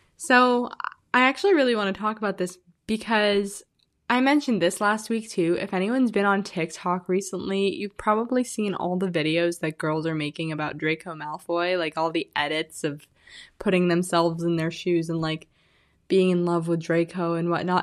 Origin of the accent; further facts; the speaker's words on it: Illinois, United States; moved away as an adult; now in Arizona, United States; I'm originally from Illinois. I said I was from the Midwest last time. I am from Illinois